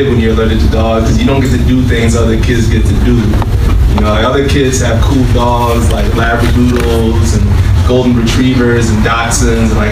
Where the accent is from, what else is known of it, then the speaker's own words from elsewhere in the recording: Connecticut, United States; I grew up in Connecticut.